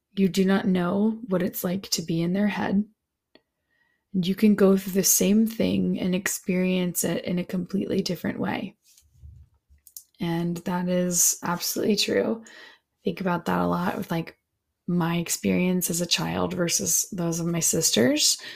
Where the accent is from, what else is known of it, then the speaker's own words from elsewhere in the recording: Alamance County, North Carolina, United States; I come from Alamance County, North Carolina